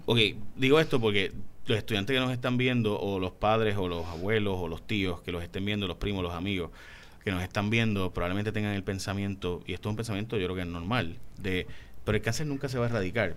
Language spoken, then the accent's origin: Spanish; Puerto Rico; somos afro, indios, europeo tenemos unas, unas, particularidades latinas en una isla